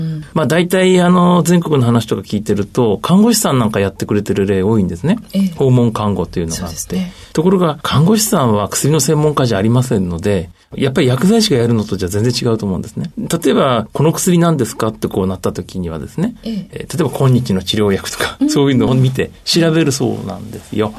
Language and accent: Japanese; Tochigi, Japan; 私の地元の栃木県